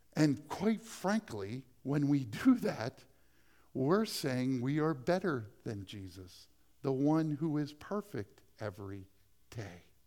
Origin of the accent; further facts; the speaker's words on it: Dover, United States; I became a youth pastor in my hometown